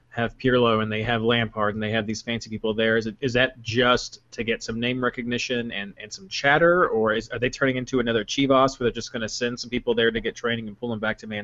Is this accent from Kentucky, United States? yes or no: yes; Kentucky, United States; I'm from Kentucky.